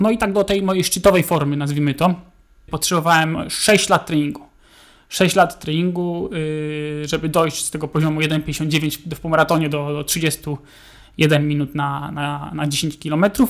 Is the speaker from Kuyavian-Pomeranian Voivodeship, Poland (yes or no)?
yes; Bydgoszcz, Kuyavian-Pomeranian Voivodeship, Poland; Bydgoszcz to jest moje rodzinne miasto